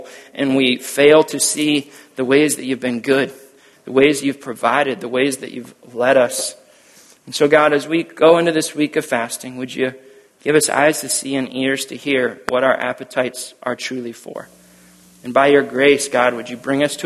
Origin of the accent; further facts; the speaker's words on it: Wisconsin, United States; we are from Wisconsin